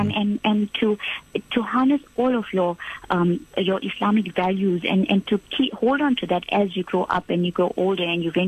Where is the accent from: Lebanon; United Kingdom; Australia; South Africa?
South Africa; Durban, KwaZulu-Natal; The warm city of Durban.